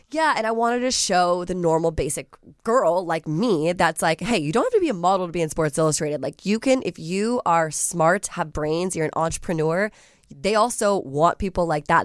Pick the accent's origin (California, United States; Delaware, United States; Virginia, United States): Virginia, United States; Alexandria; moved away as an adult; now in Los Angeles, United States; I'm originally from Alexandria, Virginia